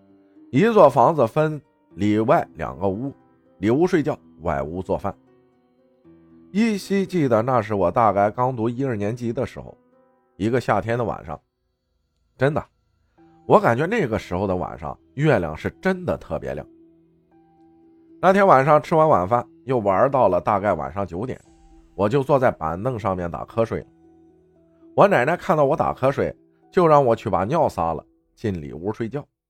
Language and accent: Chinese; Sinan, Guizhou, China; 我的老家在贵州省铜仁市思南县的一个小山区里，我从小是跟着爷爷奶奶一起生活的，爸爸一直都外出打工，只有过年才回家一次。